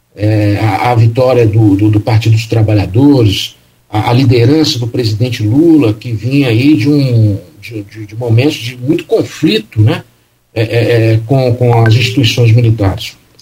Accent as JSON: {"language": "Portuguese", "country": "Brazil", "tie": "born or raised there", "said": "o país é, onde eu nasci"}